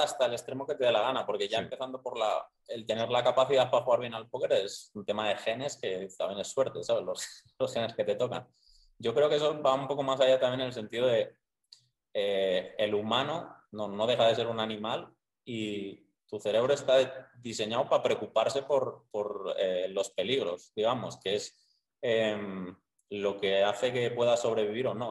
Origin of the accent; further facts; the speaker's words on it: Soria, Castile and León, Spain; moved away as an adult; now in Medellín, Colombia; soy de Soria, pero de un pueblo súper pequeño. O sea, mi pueblo es de 150 habitantes.